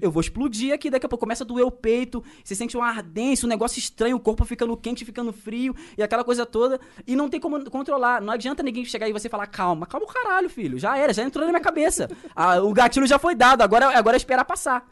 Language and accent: Portuguese; Baixada Fluminense, Rio de Janeiro, Brazil; accent: carioca; eu sou da Baixada Fluminense